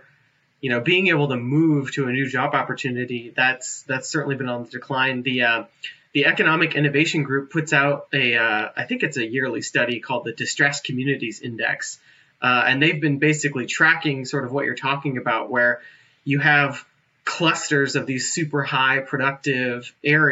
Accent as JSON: {"language": "English", "town": "Fremont", "region": "California", "country": "United States", "tie": "born or raised there", "moved": "yes", "lives_now": "Anchorage, United States", "said": "I grew up in Fremont, which is like East Bay, kind of South East Bay"}